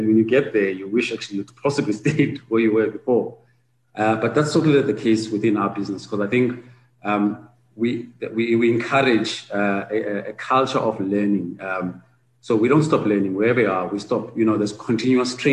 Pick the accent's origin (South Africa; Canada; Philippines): South Africa; as South African practitioners